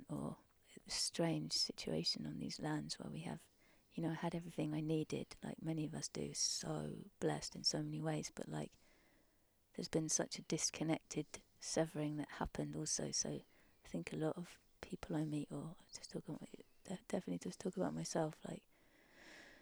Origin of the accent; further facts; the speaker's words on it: Surrey, South East England, United Kingdom; moved away as an adult; I grew up in Surrey